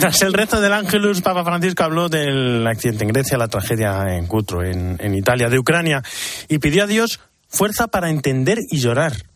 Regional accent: Castilla-La Mancha, Spain; es mi tierra. La mancha es iniguanable

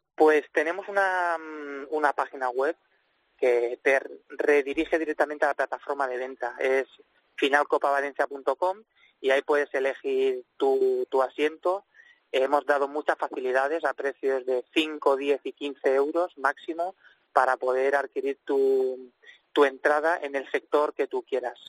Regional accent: Valencian Community, Spain

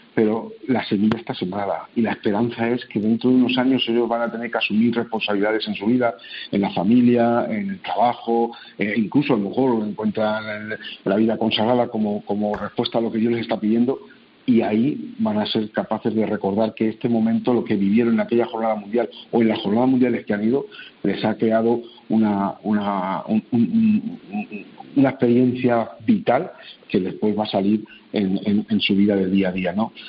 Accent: Spain; hemos hecho fuera de nuestro país, como españoles

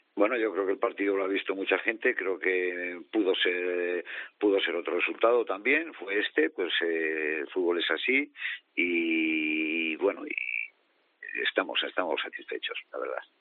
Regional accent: Miranda de Ebro, Castile and León, Spain; soy una persona de Miranda

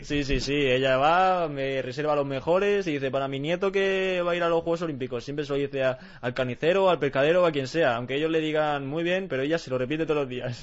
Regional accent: Spain; yo también me siento muy orgulloso de ser español

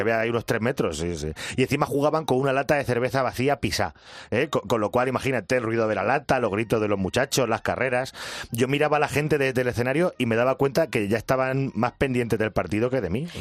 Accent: Picón, Castilla-La Mancha, Spain; fue en la misa del gallo de Picón, en mi pueblo

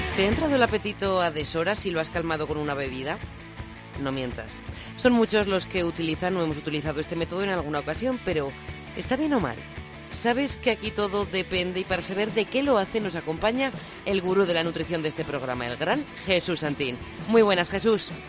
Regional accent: La Rioja, Spain; now in Madrid, Spain; Yo, como riojana sentada en Madrid

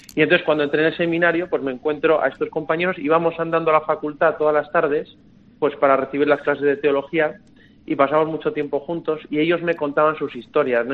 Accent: Madrid, Community of Madrid, Spain; moved away; yo soy de Madrid

